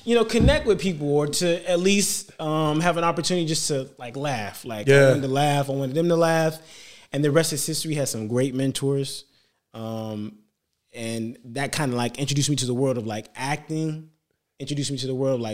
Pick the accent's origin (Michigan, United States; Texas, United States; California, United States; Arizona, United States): Michigan, United States; Detroit; I'm from Detroit